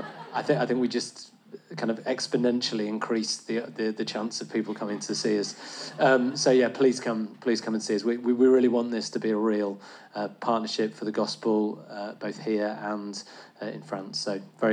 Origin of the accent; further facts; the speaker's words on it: England, United Kingdom; as an Englishman